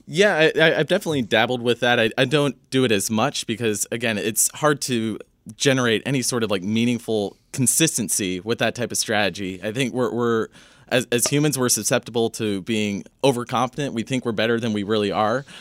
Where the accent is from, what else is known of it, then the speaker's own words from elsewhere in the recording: Northern California, United States; I grew up in Northern California, kind of the, the weed capital of, of California